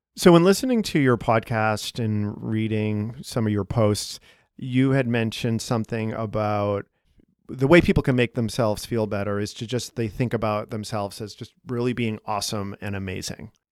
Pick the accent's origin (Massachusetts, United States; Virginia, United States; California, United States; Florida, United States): Massachusetts, United States; Boston; now in Chicago, United States; we're both from Boston